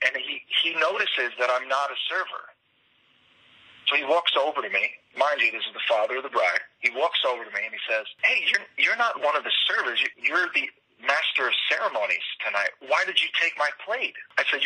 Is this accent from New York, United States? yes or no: yes; New York City, New York, United States; I'm from Queens, New York, probably the most diverse place in the entire world